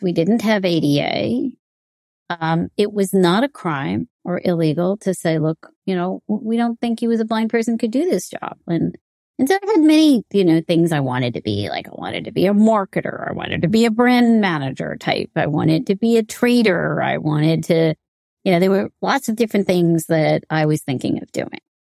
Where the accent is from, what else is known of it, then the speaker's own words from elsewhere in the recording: New York, United States; growing up in New York, in, uh, the high schools here in the U S